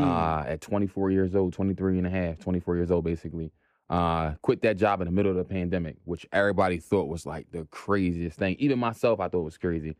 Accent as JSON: {"language": "English", "town": "Philadelphia", "region": "Pennsylvania", "country": "United States", "tie": "born or raised there", "said": "Born and raised in Philly"}